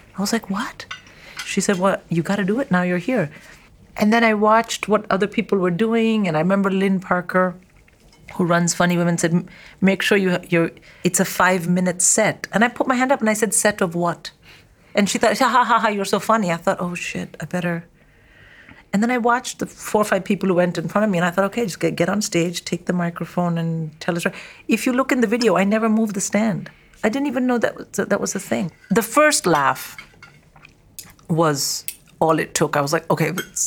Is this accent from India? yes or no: yes; India; now in United Kingdom; I am from India